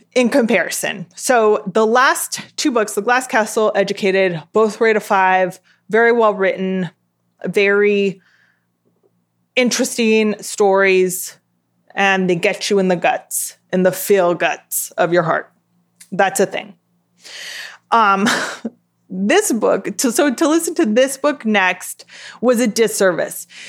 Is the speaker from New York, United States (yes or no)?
no; Southern California, United States; I grew up in South California or Southern California, as it is most often called